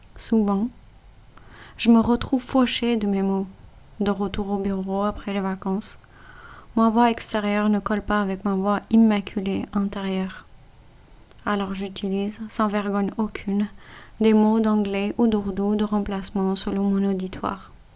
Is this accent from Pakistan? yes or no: yes; Punjab, Pakistan; first language Punjabi; French is a second language; moved away; ma langue maternelle, le punjabi, ma langue nationale, l'ourdou